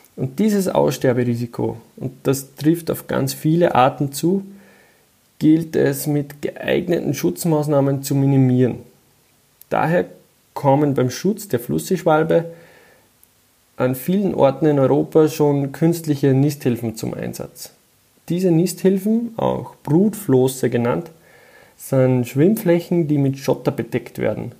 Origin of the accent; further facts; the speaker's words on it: Austria; bei uns in Österreich